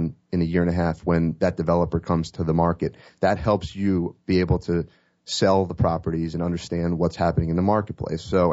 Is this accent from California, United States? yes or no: no; New York City, New York, United States; I'm from Manhattan